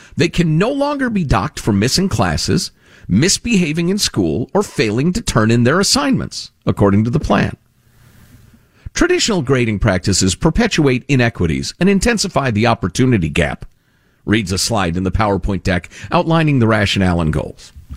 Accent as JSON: {"language": "English", "area": "two towns outside of Cook County", "region": "Illinois", "country": "United States", "tie": "born or raised there", "said": "I grew up two towns outside of Cook County. So it's where we grew up."}